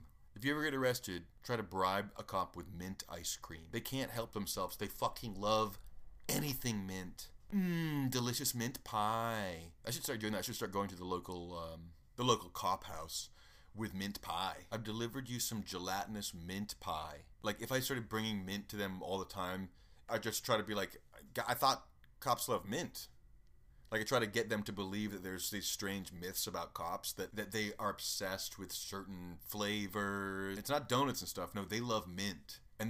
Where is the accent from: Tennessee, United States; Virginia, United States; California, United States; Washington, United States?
Tennessee, United States; Nashville; I mean, I grew up in Nashville mostly, and the cops there are mostly bored, honestly.